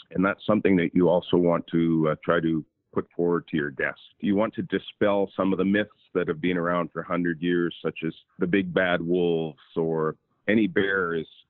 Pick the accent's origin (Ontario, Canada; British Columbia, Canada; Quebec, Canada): British Columbia, Canada; As a young boy growing up in British Columbia, I was fortunate enough to live close to nature and be surrounded by nature